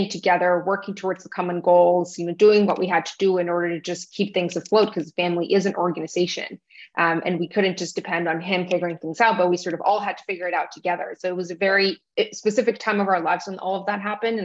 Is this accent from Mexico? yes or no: yes; Tijuana, Baja California, Mexico; moved away as an adult; also born or lived in New York; now in Miami, United States; I grew up in Tijuana, Mexico. I'm Mexican. My parents are from Mexico. So that's where I grew up. That's where I lived until I was 18